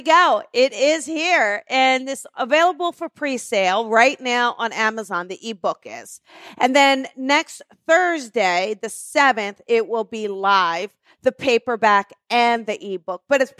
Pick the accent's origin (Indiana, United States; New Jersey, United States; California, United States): New Jersey, United States; moved away; I am from New Jersey, and I am heading back in May